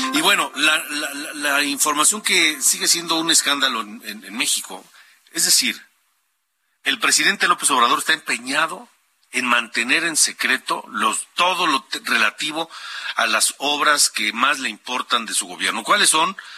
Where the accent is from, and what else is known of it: Honduras; moved away